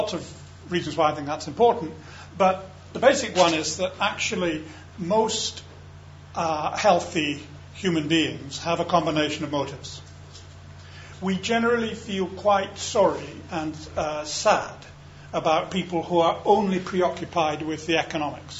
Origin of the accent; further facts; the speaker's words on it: Scotland, United Kingdom; I'm a Scot